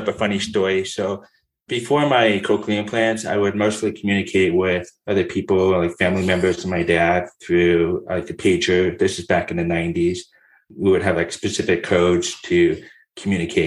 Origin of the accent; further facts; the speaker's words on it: Southern California, United States; My background is I was born and raised in Southern California. I moved around in Orange County and LA counties